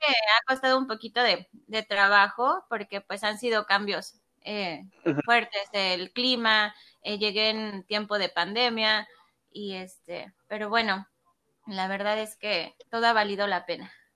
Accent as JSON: {"language": "Spanish", "region": "State of Mexico", "country": "Mexico", "moved": "as an adult", "lives_now": "Toronto, Canada", "said": "yo soy de, del Estado de México"}